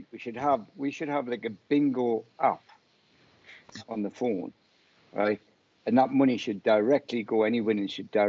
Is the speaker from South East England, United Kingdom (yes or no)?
no; Bradford, Yorkshire and the Humber, United Kingdom; Well, it'd be like e-bingo, smoking their e-cigarettes in I'm from Bradford.